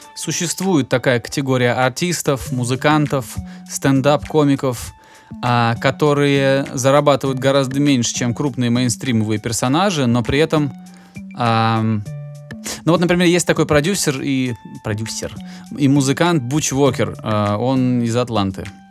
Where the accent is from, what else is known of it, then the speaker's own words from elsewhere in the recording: Russia; moved away as an adult; also born or lived in United States; now in Georgia; я всегда представлялся, что я э, из России. Живу в Грузии